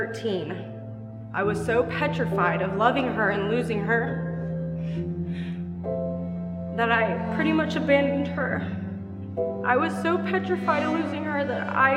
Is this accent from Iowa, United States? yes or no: no; West Chester, Ohio, United States; I am from Westchester, Ohio. I went to Lakota West High School and I graduated 2005